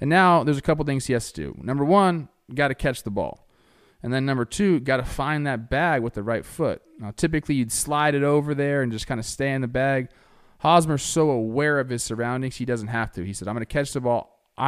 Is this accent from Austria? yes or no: no; Florida, United States; This is my city. I'm from Florida, baby.